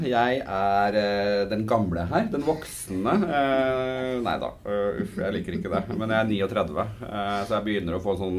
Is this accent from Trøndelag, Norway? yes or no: yes; Snillfjorden, Trøndelag, Norway; Eh, og så er jeg trønder, men det hører man ikke før jeg eh, bestemmer meg for